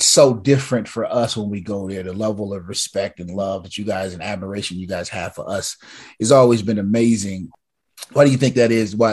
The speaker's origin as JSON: {"language": "English", "region": "Southern California", "country": "United States", "said": "I'm from Southern California"}